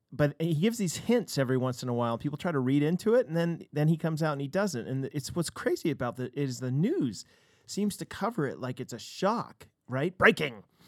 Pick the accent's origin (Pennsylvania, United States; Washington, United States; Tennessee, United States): Washington, United States; Seattle; we're American